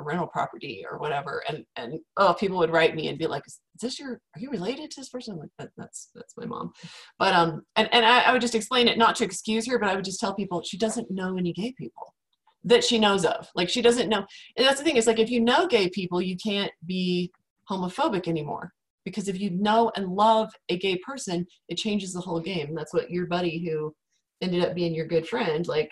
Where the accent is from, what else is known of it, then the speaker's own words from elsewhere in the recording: Virginia, United States; moved away; also born or lived in Utah Valley, Utah; I grew up in Virginia